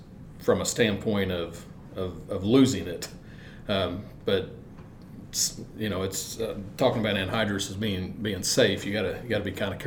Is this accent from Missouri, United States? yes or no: yes; Mexico, Missouri, United States; Growing up in Mexico, Missouri, I mean, we had two industries